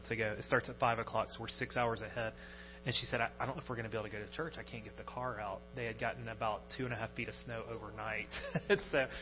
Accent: United States; moved away as an adult; now in Sweden

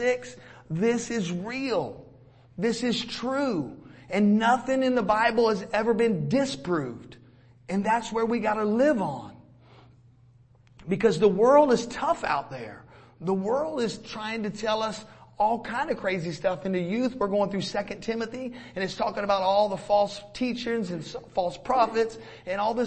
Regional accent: Florida, United States; now in Georgia, United States; We're from Florida, hurricanes all the time

